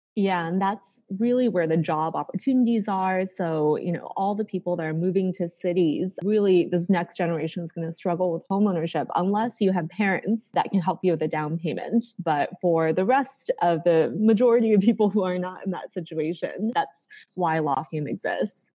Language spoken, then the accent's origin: English; Carmel, Indiana, United States; moved away as an adult; also born or lived in China / Massachusetts / Bay Area; now in San Francisco, United States; We moved to Indiana, of all places, when we moved to the US. And so I grew up there before going to Harvard for undergrad.